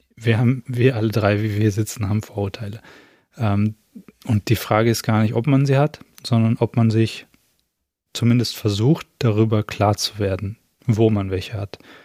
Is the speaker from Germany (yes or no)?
yes; Germany; wo ich herkomme und ich sage irgendwie aus Deutschland